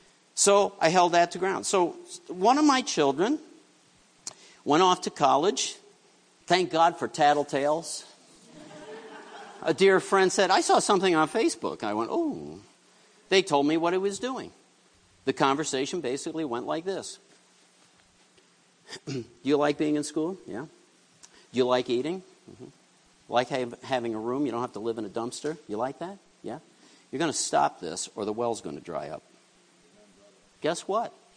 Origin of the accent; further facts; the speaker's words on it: New York City, New York, United States; I grew up in New York City